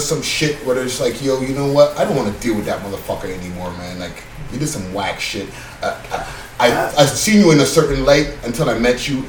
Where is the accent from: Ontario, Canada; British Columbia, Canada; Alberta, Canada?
Ontario, Canada; Toronto; we are Toronto people